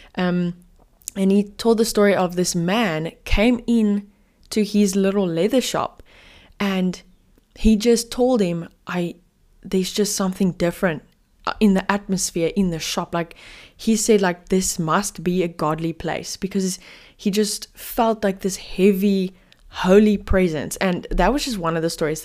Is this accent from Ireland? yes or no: no; Cape Town, Western Cape, South Africa; I'm from Cape Town, South Africa